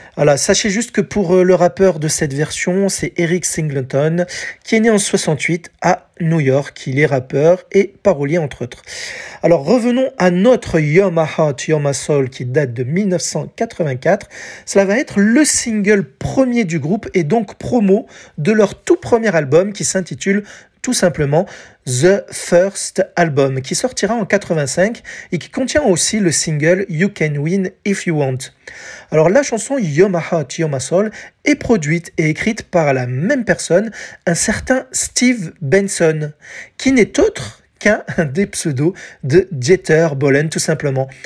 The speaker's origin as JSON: {"language": "French", "country": "France", "said": "chez nous en France"}